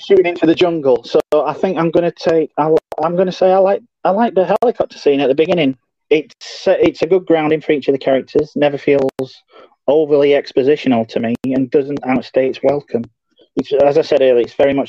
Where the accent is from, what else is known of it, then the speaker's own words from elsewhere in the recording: Yorkshire and the Humber, United Kingdom; We're from Yorkshire